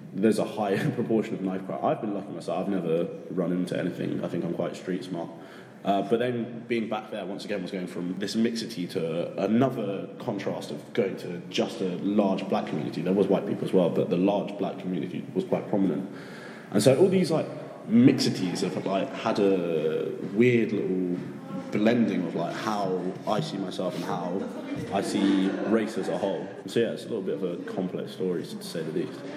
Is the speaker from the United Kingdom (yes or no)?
yes; United Kingdom; now in Sapporo, Japan; I'm from the UK, currently living in Sapporo, Japan